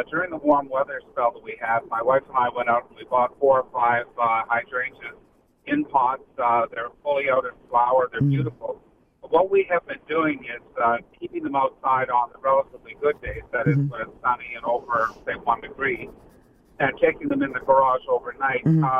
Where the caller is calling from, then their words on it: Collingwood, Ontario, Canada; I'm phoning from Collingwood